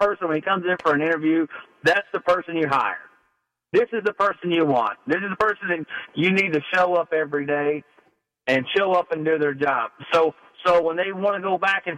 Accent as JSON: {"language": "English", "region": "Deep South", "country": "United States", "tie": "born or raised there", "moved": "yes", "said": "I'm from the Deep South, what everybody up here calls the Bible Belt"}